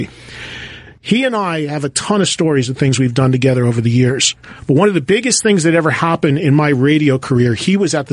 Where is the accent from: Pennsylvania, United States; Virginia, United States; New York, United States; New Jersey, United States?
New Jersey, United States; I grew up in Jersey